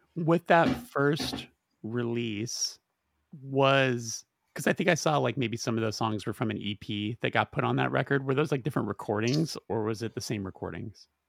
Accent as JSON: {"language": "English", "region": "West Coast", "country": "United States", "said": "we're all from the West Coast"}